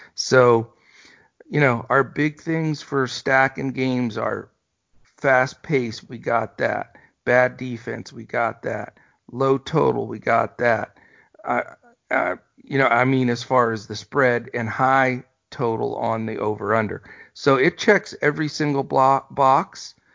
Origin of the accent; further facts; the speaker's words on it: East Coast, United States; now in Texas, United States; I'm from the East Coast originally, as you know, so I grew up on Dunkin'